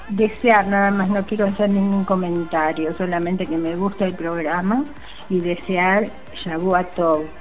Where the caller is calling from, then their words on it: Buenos Aires, Argentina; de Paternal. Yo siempre los escucho los domingos, pero muy pocas veces les dejo mensajes porque me gusta escucharlos.